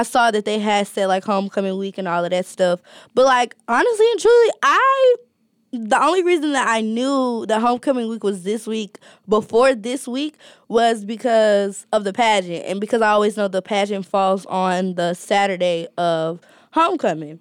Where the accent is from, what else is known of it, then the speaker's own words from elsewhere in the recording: Alabama, United States; moved away as an adult; now in Ohio, United States; I'm from Alabama